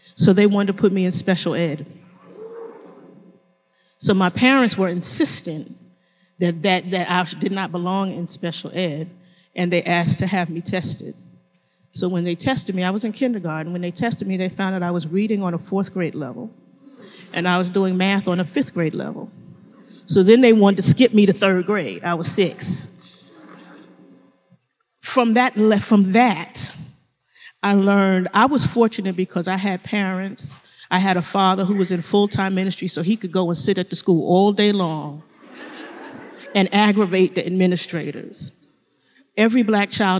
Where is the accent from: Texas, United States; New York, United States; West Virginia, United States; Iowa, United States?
New York, United States; New York City; I grew up in Brooklyn, New York.